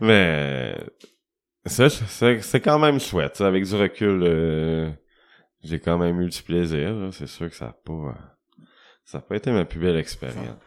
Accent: Rouyn-Noranda, Quebec, Canada; moi, je viens de Rouen

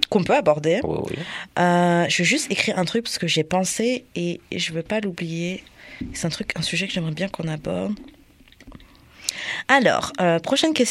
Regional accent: France; moi, je suis de France

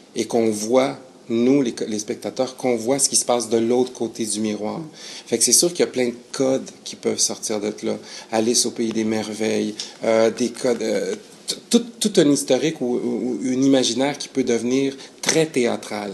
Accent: Quebec, Canada; also born or lived in Chile; je suis arrivé au Canada à l'âge de 8 ans.

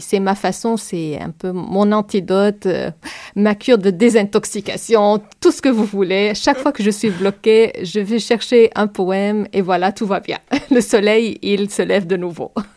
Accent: Palestine; French is a second language; now in Montreal, Canada; C'est ma façon d'être palestinienne

